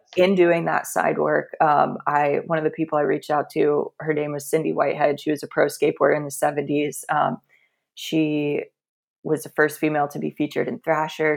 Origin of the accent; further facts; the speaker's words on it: Central Florida, United States; I grew up in Central Florida